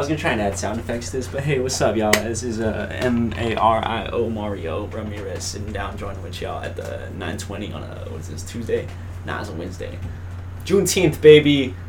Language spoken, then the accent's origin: English; El Paso, Texas, United States; born or raised there